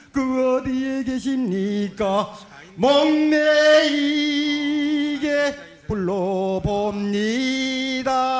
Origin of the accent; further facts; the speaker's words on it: Ongjin, South Hwanghae, North Korea; now in South Korea; 제 고향 황해도 옹진